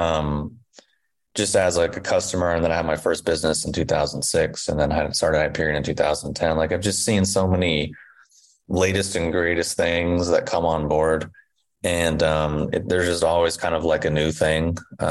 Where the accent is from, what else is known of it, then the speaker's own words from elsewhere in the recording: Indiana, United States; also born or lived in Kentucky; where I grew up in Indiana and in Kentucky